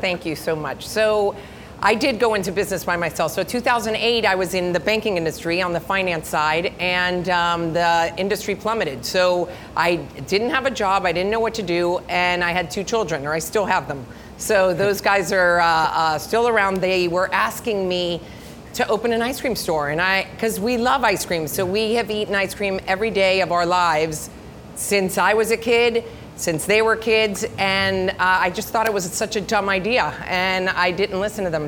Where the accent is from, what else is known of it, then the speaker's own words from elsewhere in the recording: Miami, Florida, United States; we're Cuban. My, my parents are Cuban. My grandparents are Cuban. I was born here in Miami. I went to school. Um, actually, my first uh, school was a preschool right where the Marlin Stadium ah. is